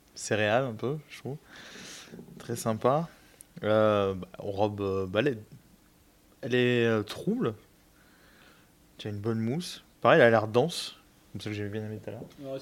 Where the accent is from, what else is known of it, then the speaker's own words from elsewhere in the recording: Marseille, Provence-Alpes-Côte d'Azur, France; je suis marseillais